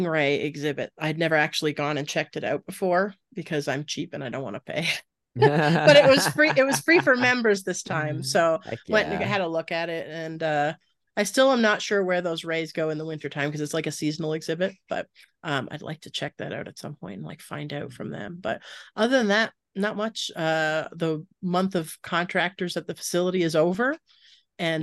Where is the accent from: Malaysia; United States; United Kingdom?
United States; East Coast; moved away; I'm from the East Coast